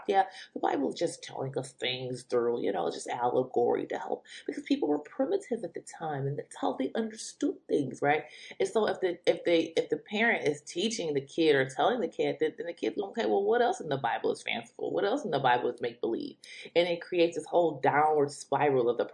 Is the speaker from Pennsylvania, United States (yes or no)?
no; Detroit, Michigan, United States; I am from the Metro Detroit area.